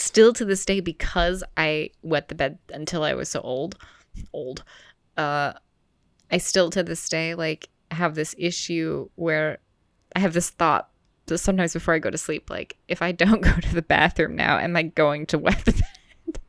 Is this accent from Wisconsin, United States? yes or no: yes; Wisconsin, United States; also born or lived in Maryland; I was born in Maryland and I lived there for eight years and then we moved to Wisconsin